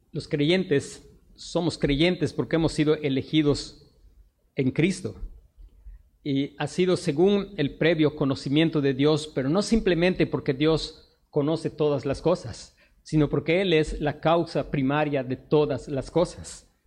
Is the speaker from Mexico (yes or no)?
yes; Mexico; nosotros somos expatriados. Esta no es nuestra patria. No importa que nosotros nacimos mexicanos, somos mexicanos, pero esta no es nuestra patria.